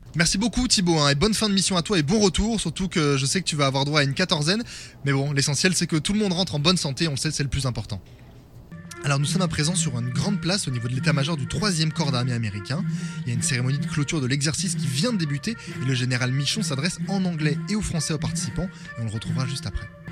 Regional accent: France; on est français

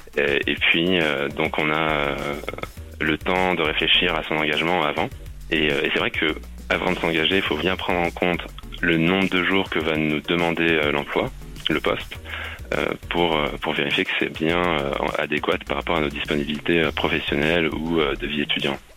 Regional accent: Brittany, France; je suis breton

